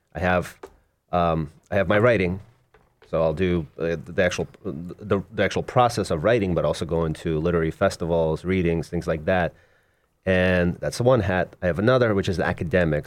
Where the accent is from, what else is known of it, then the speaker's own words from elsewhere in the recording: Moscow, Russia; now in United States; Originally, I was born in Moscow in Russia, and my mom and I immigrated, uh, in nineteen eighty-nine